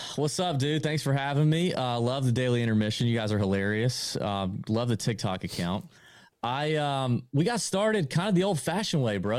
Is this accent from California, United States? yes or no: no; Augusta, Georgia, United States; We're both born and raised in Augusta